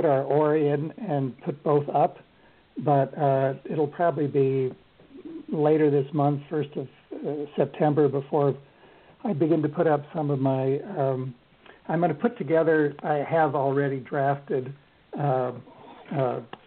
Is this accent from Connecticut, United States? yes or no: no; Colorado, United States; now in Bainbridge Island, United States; I grew up in Colorado.